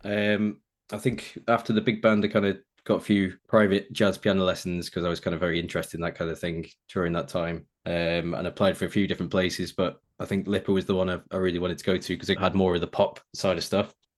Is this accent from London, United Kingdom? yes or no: no; Preston, North West England, United Kingdom; I grew up in in Preston in Lancashire